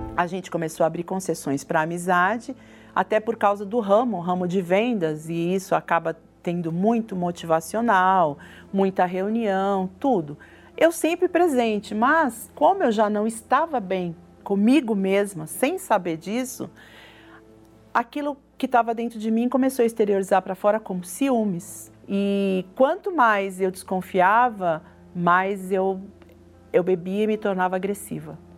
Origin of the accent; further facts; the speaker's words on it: São Paulo, Brazil; nasci em São Paulo, na capital mesmo